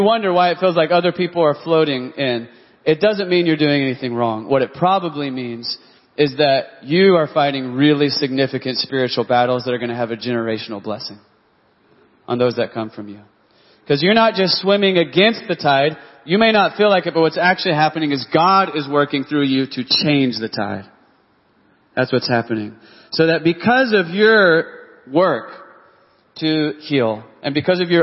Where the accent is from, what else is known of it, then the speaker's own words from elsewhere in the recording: Texas, United States; now in Oklahoma City, United States; I was from Texas